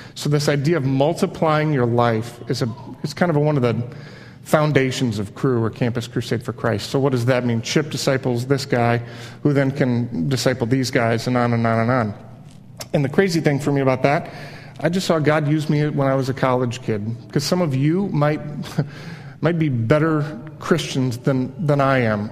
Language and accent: English; Midwest, United States; also born or lived in Miami, Florida; I kind of grew up in Miami, back up to the Midwest where my mom's side was from